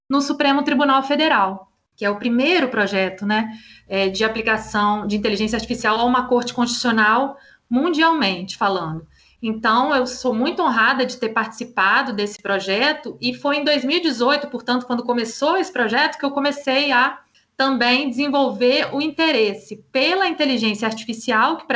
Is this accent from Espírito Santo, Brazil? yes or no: yes; Vitória, Espírito Santo, Brazil; eu sou capixaba, sou do Espírito Santo, sou de Vitória